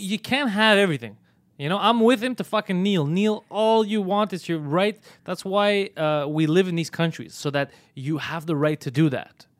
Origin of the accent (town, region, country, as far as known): Montreal, Quebec, Canada; born or raised there